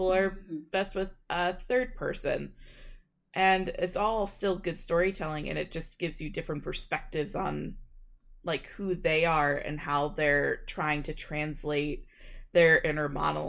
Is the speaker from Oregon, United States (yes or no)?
no; Kansas, United States; We're just weirdos from Kansas.